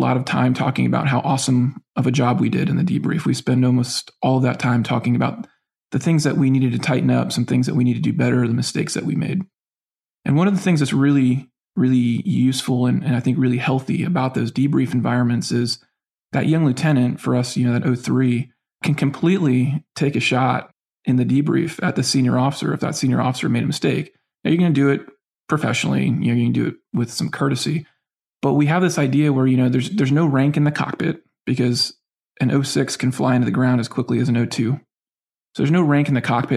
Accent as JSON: {"language": "English", "region": "Northwest Florida", "country": "United States", "tie": "born or raised there", "said": "I grew up in Northwest Florida"}